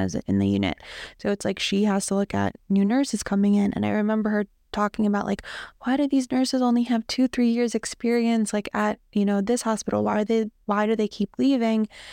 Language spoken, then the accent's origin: English; Toms River, New Jersey, United States; I grew up in Tom's River, New Jersey